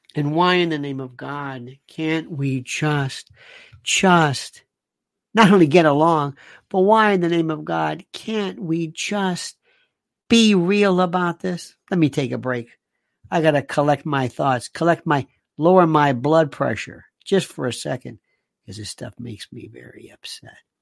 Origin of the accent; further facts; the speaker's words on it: United States; I'm an American